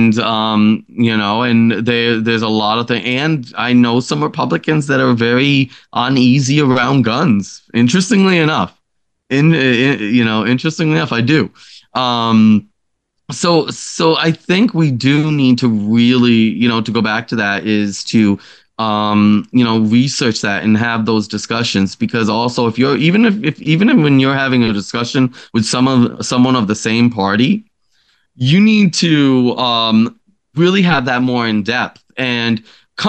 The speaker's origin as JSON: {"language": "English", "region": "upstate New York", "country": "United States", "tie": "born or raised there", "said": "upstate New York has a lot of beautiful area. And I just honestly, I don't want to leave it, you know, it's my home. It's where I grew up."}